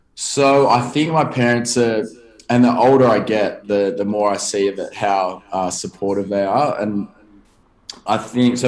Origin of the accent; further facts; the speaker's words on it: Sydney, New South Wales, Australia; I grew up in, a, and I actually still live kind of nearby in a town called Bronte. So it's a beach suburb. Just not many people would probably know uh, where that is in America, but it's just south of um, Bondi